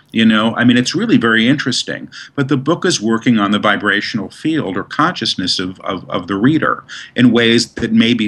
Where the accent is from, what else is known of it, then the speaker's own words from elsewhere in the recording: New York City, New York, United States; I grew up in New York. We didn't do that in Manhattan.